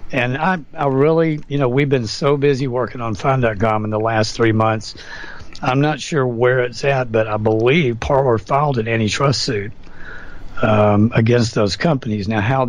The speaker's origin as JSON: {"language": "English", "country": "United States", "said": "this frustrated me as an American."}